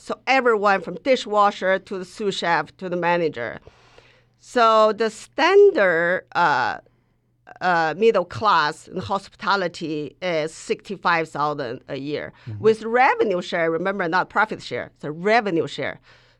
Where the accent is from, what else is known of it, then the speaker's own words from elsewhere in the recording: Mongolia; English is a second language; at the time when I grew up in Mongolia, it was still like a caste system like India.